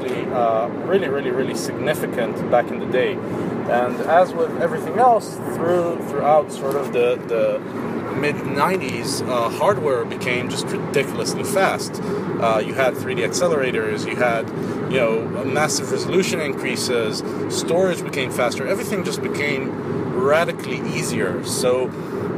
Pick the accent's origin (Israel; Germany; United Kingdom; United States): Israel; I'm from Israel